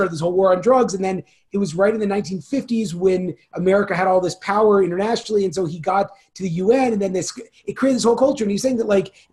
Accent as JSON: {"language": "English", "region": "Bay Area of Northern California", "country": "United States", "tie": "born or raised there", "said": "I grew up in the Bay Area of Northern California"}